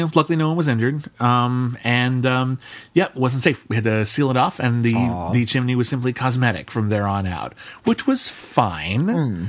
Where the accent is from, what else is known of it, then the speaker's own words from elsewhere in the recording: Pasadena, California, United States; I grew up in Pasadena, and we did have a fireplace